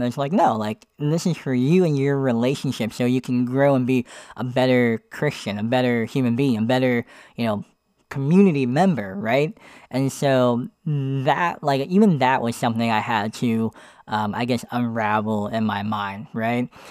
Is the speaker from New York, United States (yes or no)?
no; Pennsylvania, United States; moved away as an adult; I was living in Pennsylvania.